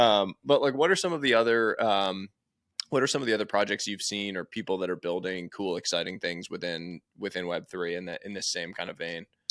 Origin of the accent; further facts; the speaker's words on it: New York City, New York, United States; I grew up going to the Natural History Museum